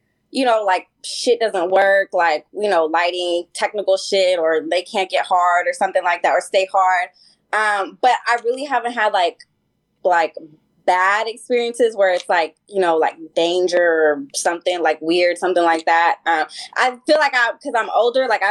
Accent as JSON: {"language": "English", "town": "San Francisco", "region": "California", "country": "United States", "said": "I'm originally from San Francisco"}